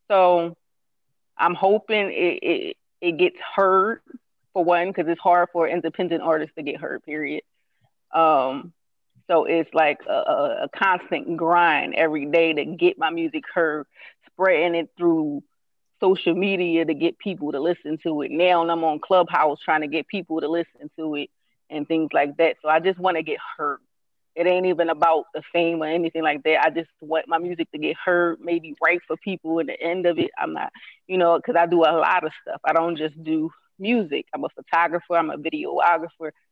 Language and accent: English; Philadelphia, Pennsylvania, United States; I'm from Uptown.